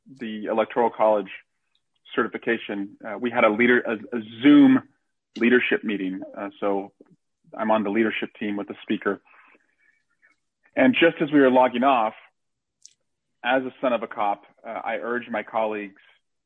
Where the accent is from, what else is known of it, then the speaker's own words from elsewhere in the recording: Alameda County, California, United States; also born or lived in Iowa; It was the Alameda County District Attorney's Office, and that was my hometown district attorney's office